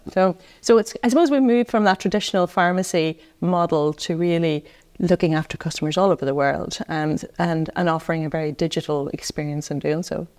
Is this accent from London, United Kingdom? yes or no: no; Tyrone, Northern Ireland, United Kingdom; moved away as an adult; now in Dublin, Ireland; I come from Tyrone